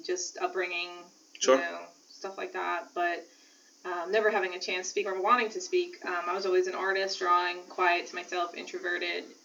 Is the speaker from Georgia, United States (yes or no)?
no; Brooklyn, New York, United States; I grew up in Brooklyn